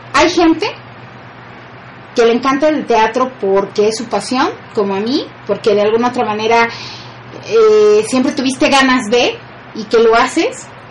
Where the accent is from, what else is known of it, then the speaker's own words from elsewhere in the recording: Poza Rica, Veracruz, Mexico; now in Puebla, Mexico; mi pueblo, y yo sí le digo que ya es una ciudad, se llama Poza Rica